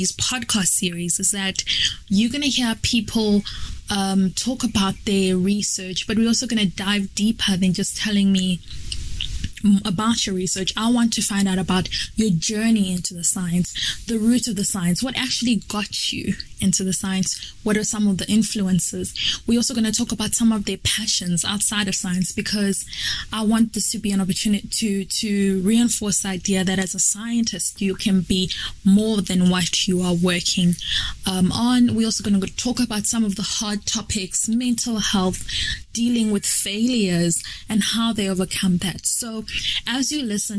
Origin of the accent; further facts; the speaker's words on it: Malawi; moved away as an adult; now in South Africa; I'm from Malawi, but currently living and studying in South Africa